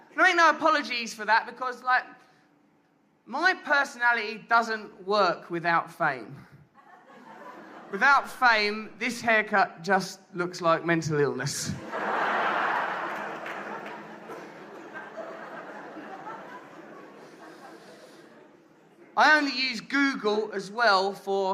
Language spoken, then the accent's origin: English; England, United Kingdom; we English